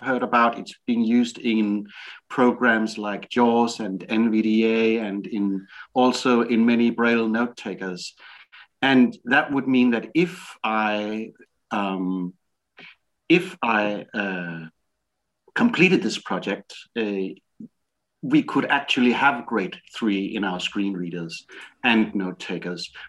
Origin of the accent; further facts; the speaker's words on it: Denmark; I'm from Denmark.